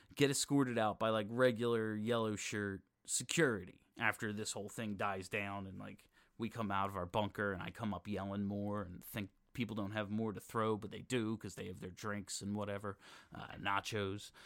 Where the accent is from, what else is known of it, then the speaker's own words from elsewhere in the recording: Philadelphia, Pennsylvania, United States; I'm from Philadelphia